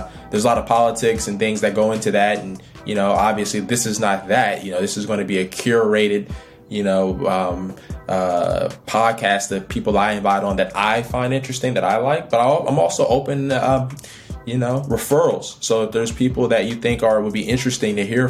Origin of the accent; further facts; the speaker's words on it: Oakland, California, United States; I'm from Oakland, California, grew up in a single parent household, grew up in poverty.